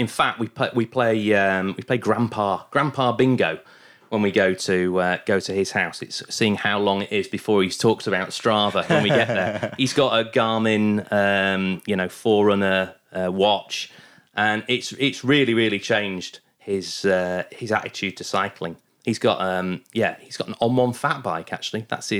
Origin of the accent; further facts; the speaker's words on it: Goole, Yorkshire and the Humber, United Kingdom; also born or lived in Bingley; We used to ride quite a lot because I grew up in originally in Goole near Hull, very flat.